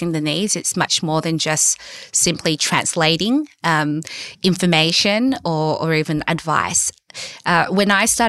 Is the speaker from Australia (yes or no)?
yes; Sydney, New South Wales, Australia; I'm a lawyer from Western Sydney